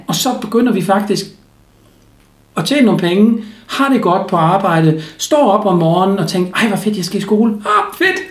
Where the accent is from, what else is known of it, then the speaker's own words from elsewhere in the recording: Germany; Danish is a second language; now in Denmark; som tysker